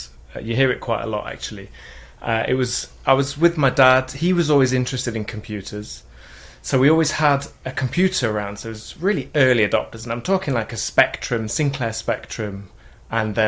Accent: Mansfield, East Midlands, United Kingdom; I'm from Mansfield in England. It's a small town near Nottingham, you know, Robin Hood. That's a mining town.

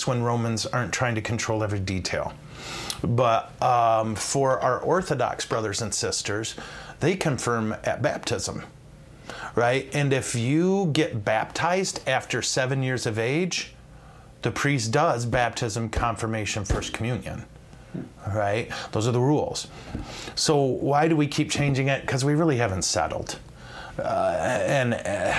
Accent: United States; American Catholics

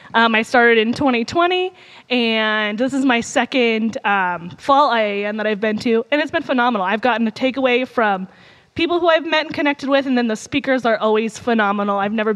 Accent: United States; Despite growing up on the Mississippi River, I did not have any real experience paddling when I first started there.

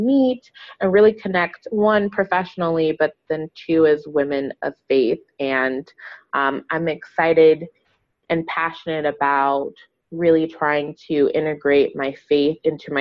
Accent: Los Angeles, California, United States; moved away as an adult; also born or lived in Boston; now in Dallas, United States; Born and raised in Los Angeles and proud of it

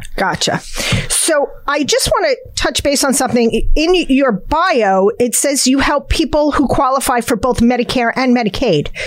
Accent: New Jersey, United States; Jersey we are Jersey girls and we are proud of it.

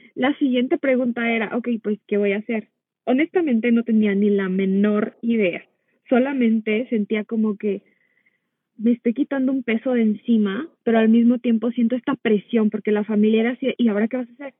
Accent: Mexico; moved away as an adult; now in United States; yo soy nací en Estados Unidos, pero de muy pequeña me fui a vivir a México, entonces crecí la mayor parte de mi vida allá.

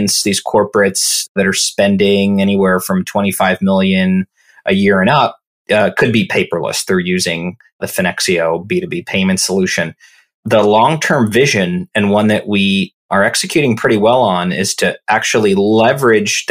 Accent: Orlando, Florida, United States; moved away as an adult; also born or lived in New York / London / San Francisco / San Mateo, California; I grew up in Orlando, Florida, really close to Disney World

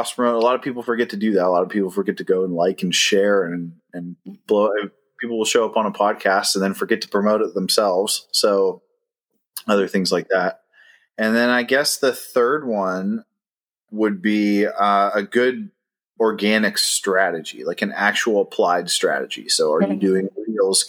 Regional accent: Ohio, United States; moved away as an adult; now in Charlotte, United States; We're originally from Ohio

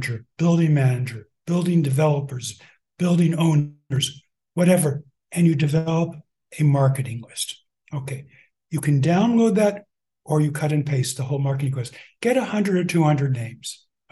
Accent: Albuquerque, New Mexico, United States; moved away; I was born in Albuquerque

